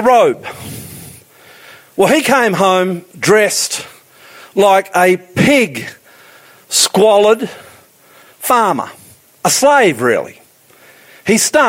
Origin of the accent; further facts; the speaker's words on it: Queensland, Australia; moved away; I'm a Queenslander.